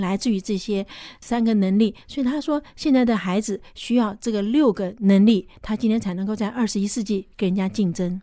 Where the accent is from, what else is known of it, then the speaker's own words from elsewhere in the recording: Taiwan; moved away; also born or lived in United States; 我刚回台湾的时候